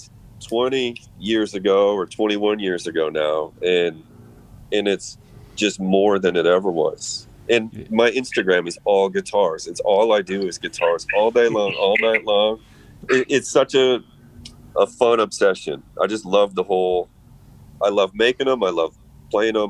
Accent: Iowa, United States; I'm from Iowa

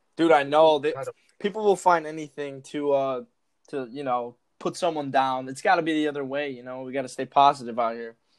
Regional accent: Chicago, Illinois, United States; I'm from Chicago

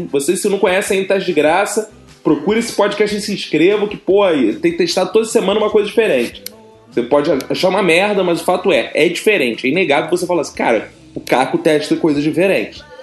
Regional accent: Rio de Janeiro, Brazil; Eu não tenho como sequestrá-la para fazer isso, mesmo sendo carioca.

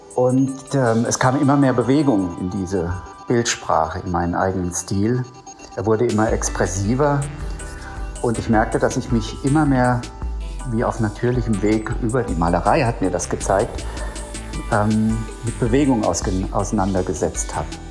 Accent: Germany; ich empfinde mich dann gerade, wenn ich im Ausland bin, ähm, ja, als, äh, als Deutscher

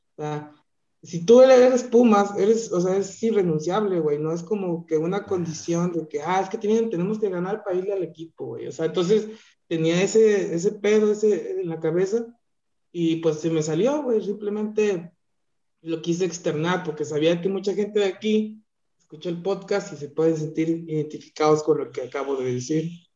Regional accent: Jalisco, Mexico; yo soy de Jalisco

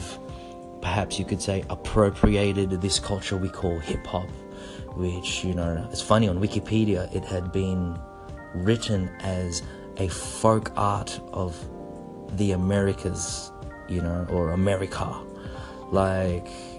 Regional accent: Australia; also born or lived in Philippines (ancestry); now in Japan; I'm from Australia, for those of you who don't know. I'm Filipino Australian, so my roots are from the Philippines.

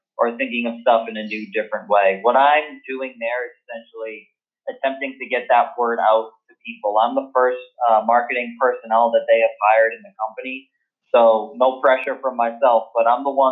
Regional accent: Boston, Massachusetts, United States; also born or lived in Winter Park, Florida; I grew up in Boston, Massachusetts, up in the New England area

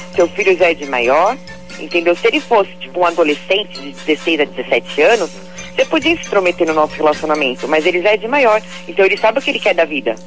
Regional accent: Varginha, Minas Gerais, Brazil; Eu sou de Varginha, Minas Gerais.

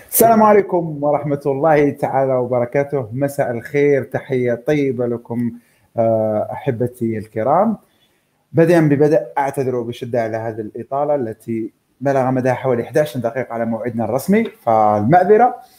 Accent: Algeria; اننا كجزائريين

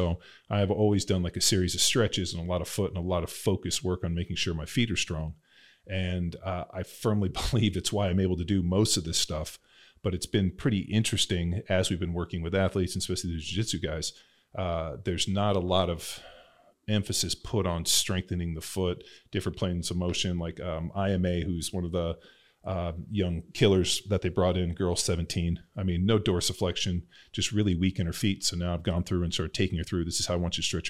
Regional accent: Southern California, United States; I grew up in Southern California

